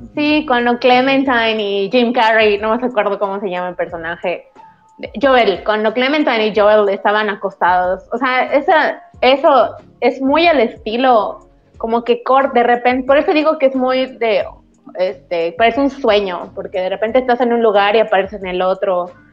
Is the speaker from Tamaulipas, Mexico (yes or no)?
no; Yucatán, Mexico; soy yucateca, entonces va como que en mi dialecto.